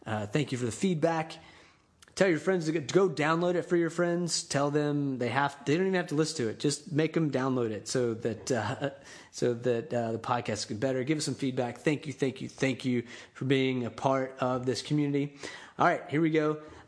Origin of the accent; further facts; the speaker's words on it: Panama City, Florida, United States; now in Tampa, United States; There's some guys that I know from my hometown in Panama City, Florida.